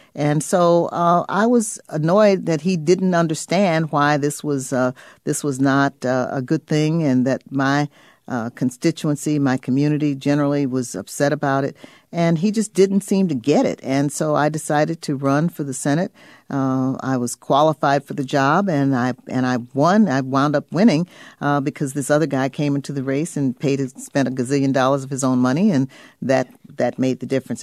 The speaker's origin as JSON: {"language": "English", "region": "Illinois", "country": "United States", "said": "I come from Illinois"}